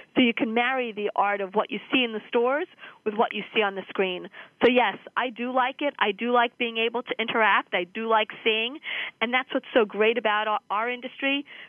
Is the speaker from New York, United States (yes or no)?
yes; New York, United States; I grew up in Manhattan, and my family had a bookstore on Madison Avenue